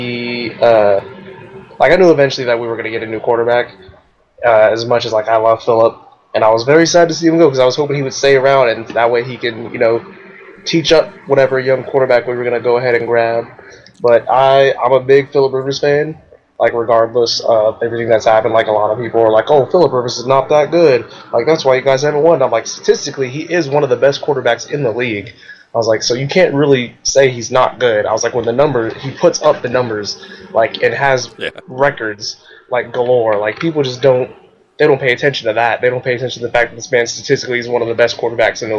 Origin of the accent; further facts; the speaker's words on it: California, United States; also born or lived in Iowa; now in Indianapolis, United States; I'm originally from California, so I'm originally from the West Coast